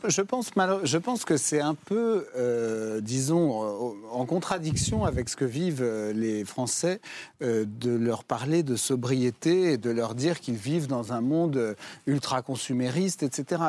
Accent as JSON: {"language": "French", "area": "Jura", "region": "Bourgogne-Franche-Comté", "country": "France", "said": "Moi, je viens du Jura, où il y a un des plus beaux villages"}